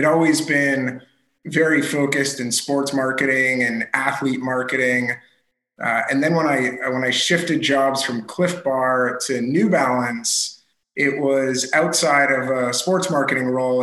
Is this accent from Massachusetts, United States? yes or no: yes; Boston, Massachusetts, United States; I grew up in Boston